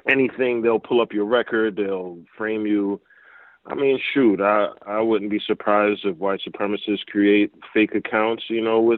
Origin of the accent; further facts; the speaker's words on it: Jamaica; yeah, that that's just my connection because I'm Jamaican.